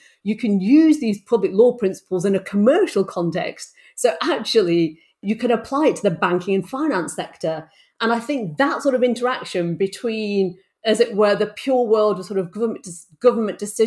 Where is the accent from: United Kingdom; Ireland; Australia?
United Kingdom; Bolton, North West England; I grew up in Bolton in the northwest of England